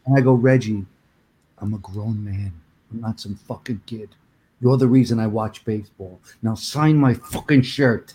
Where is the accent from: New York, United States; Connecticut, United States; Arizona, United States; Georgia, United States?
New York, United States; New York City; accent: Brooklyn; moved away; also born or lived in Woodbridge, New Jersey; I never lost the Brooklyn thing